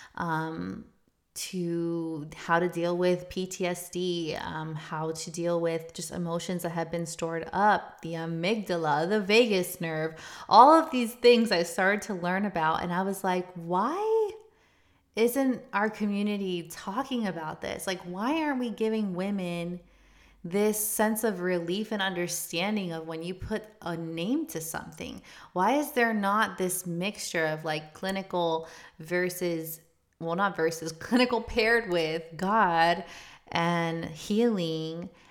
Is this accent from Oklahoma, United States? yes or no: no; South Florida, United States; moved away as an adult; also born or lived in Chicago; We're from South Florida.